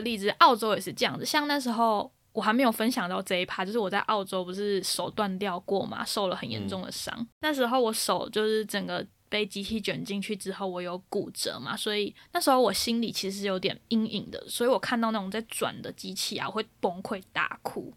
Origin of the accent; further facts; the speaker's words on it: Taiwan; now in United Kingdom; 身为一个台湾人啊